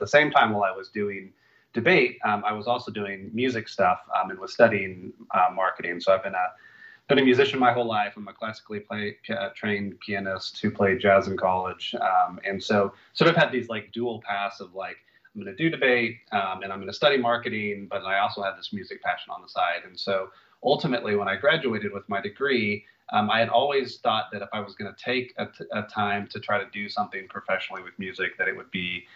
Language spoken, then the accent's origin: English; Topeka, Kansas, United States; moved away as an adult; also born or lived in Nashville; now in Atlanta, United States; I grew up in the Midwest. So I grew up in Kansas, in Topeka, which is the capital